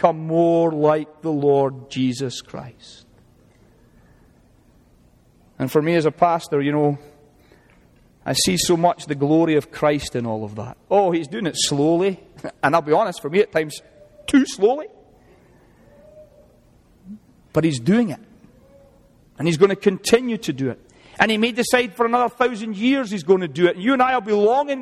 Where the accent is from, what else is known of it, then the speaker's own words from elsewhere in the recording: Scotland, United Kingdom; now in United States; I even like being Scottish